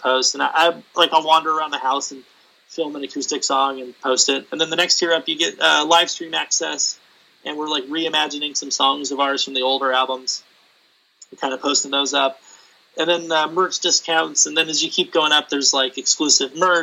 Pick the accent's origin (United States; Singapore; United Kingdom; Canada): United States; San Diego, California; I grew up in San Diego. I grew up near San Diego